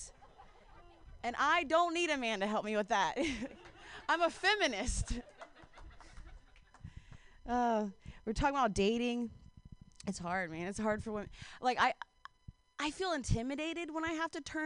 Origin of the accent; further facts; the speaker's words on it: Ohio, United States; I'm from Ohio